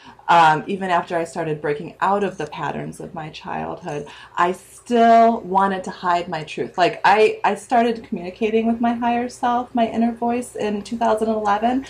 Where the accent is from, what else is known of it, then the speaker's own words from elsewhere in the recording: near Chicago, Illinois, United States; also born or lived in Virginia Beach; I'm about a half hour from Chicago